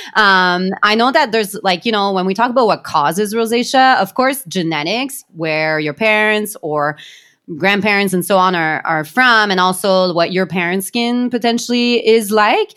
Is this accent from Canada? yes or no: yes; Canada; we are Canadian